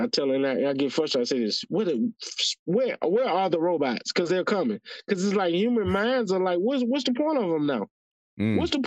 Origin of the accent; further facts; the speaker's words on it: the South, United States; moved away; I was from the South